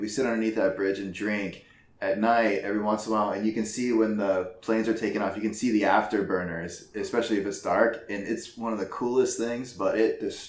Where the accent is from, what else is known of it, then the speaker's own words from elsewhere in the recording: Napa Valley, California, United States; also born or lived in Oahu, Hawaii; now in South Korea; I'm from the Napa Valley, which is outside of San Francisco. So I say from San Francisco, went to school in Hawaii